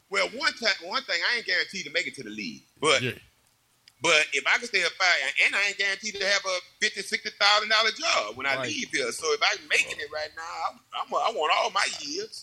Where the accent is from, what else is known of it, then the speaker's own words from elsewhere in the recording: Baton Rouge, Louisiana, United States; moved away as an adult; also born or lived in Green Bay; I wanted to always come back to Baton Rouge where I grew up